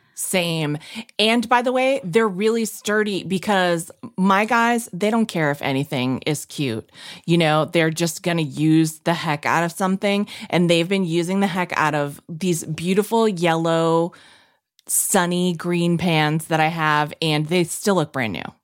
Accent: New England, United States; I'm from New England

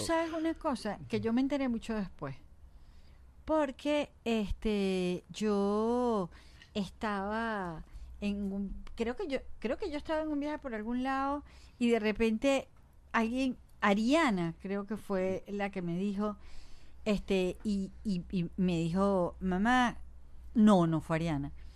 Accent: Venezuela; nosotros como venezolanos

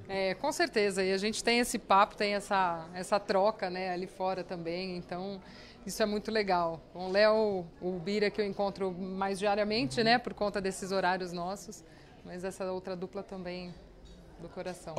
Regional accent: Araraquara, São Paulo, Brazil; sou nascida em Araraquara

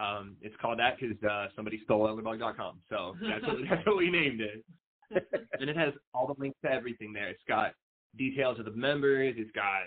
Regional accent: United States; I'm American

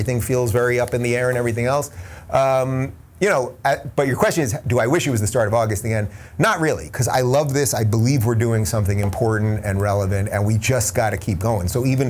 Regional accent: Long Island, New York, United States; moved away as an adult; also born or lived in Brooklyn, New York; now in Los Angeles, United States; I was born in Brooklyn in 76 before it was like hipster Brooklyn, when it was still old school Brooklyn. Lived there for my first couple of years. I grew up in Long Island, which is the suburbs of New York City. And then I moved to New York City in 2000

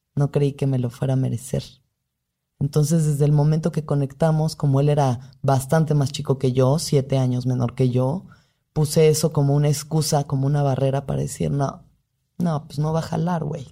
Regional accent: Mexico; como mujer mexicana

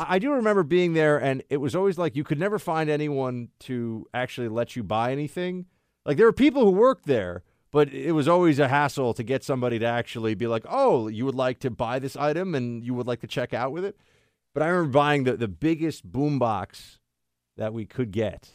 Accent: New York, United States; me being a New Yorker

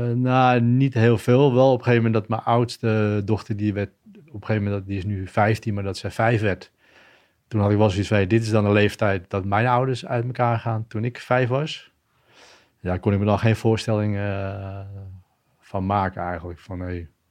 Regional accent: Schagen, North Holland, Netherlands; also born or lived in Perpignan, France; opgegroeid in Schagen, plaatsje in Noord-Holland. Geboren in Frankrijk.

